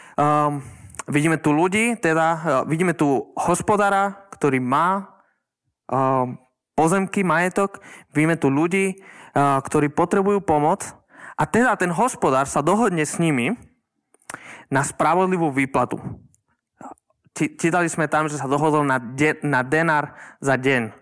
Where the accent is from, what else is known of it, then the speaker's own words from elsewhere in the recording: Žilina, Žilina Region, Slovakia; som zo Žiliny.